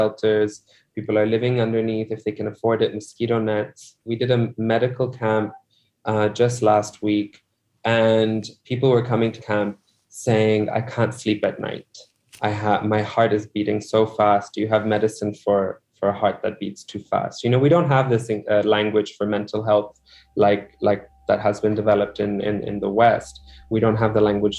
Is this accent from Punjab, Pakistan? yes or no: no; Larkana, Sindh, Pakistan; now in Karachi, Pakistan; I'm from Larkana, which is about a 6-hour drive north of Karachi.